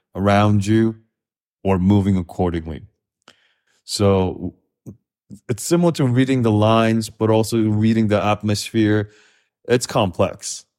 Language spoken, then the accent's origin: English; Kazakhstan; also born or lived in Korea / Los Angeles, United States / New York, United States; now in United States; growing up in Kazakhstan, which is very post-Soviet